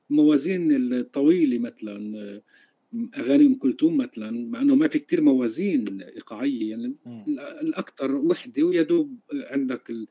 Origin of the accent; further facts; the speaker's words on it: Galilee, Palestine; born there; مولود بفلسطين بالجليل حصرا